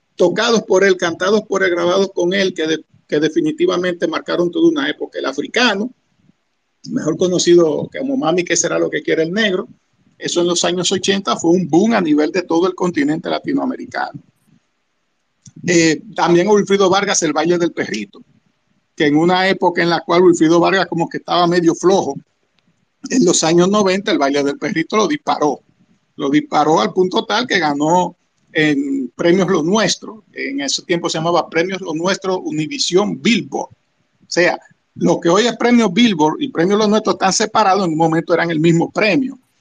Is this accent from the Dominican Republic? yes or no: yes; Dominican Republic; Los dominicanos tenemos el merengue